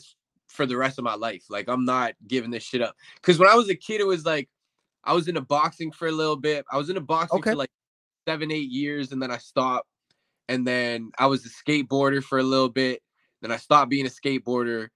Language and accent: English; Winnipeg, Manitoba, Canada; born or raised there; also born or lived in Windsor, Ontario